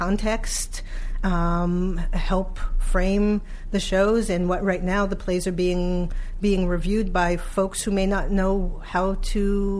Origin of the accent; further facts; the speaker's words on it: New York City, New York, United States; I am from Brooklyn.